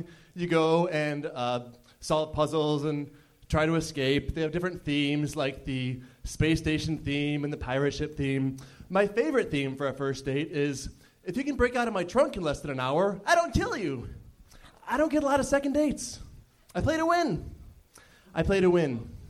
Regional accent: Chicago, Illinois, United States; now in Los Angeles, United States

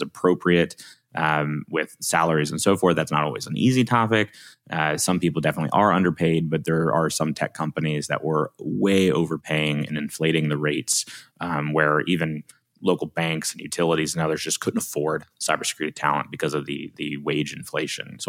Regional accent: Alabama, United States; accent: Southern; I'm from Alabama

